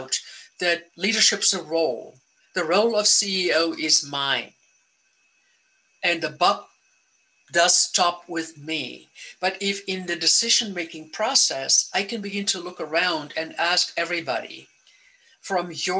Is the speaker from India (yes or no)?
no; South Africa; now in United States; I grew up in South Africa